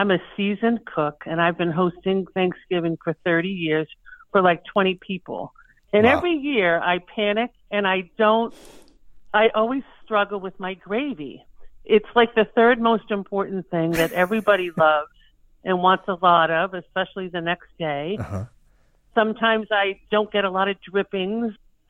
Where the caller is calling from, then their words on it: Hollis, New Hampshire, United States; I am calling from Hollis, New Hampshire, which is right on the Massachusetts border.